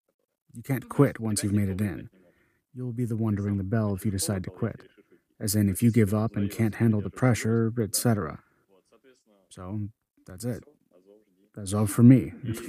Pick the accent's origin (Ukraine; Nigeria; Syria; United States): Ukraine; Mariupol, Donetsk Oblast; I'm 27. I was born in Mariupol, raised in Mariupol, and lived there the whole time. I started serving in my city too.